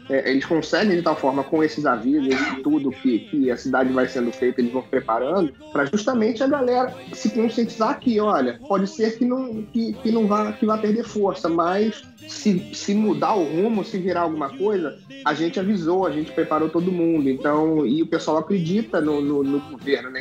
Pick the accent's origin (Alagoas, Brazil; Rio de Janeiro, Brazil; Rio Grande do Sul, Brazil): Rio de Janeiro, Brazil; Petrópolis; moved away as an adult; also born or lived in Barra da Tijuca, Rio de Janeiro; now in Orlando, United States; Fui criado na Serra, em Itaipava